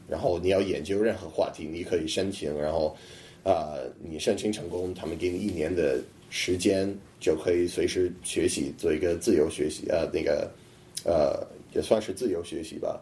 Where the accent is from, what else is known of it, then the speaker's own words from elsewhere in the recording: Boston, Massachusetts, United States; Chinese is a second language; moved away as an adult; now in Beijing, China; 我在波士顿，也白人很多